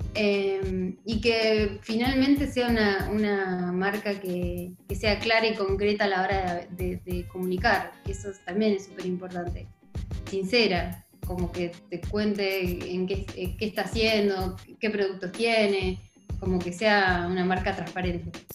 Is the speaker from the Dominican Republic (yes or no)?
no; Argentina; soy de Argentina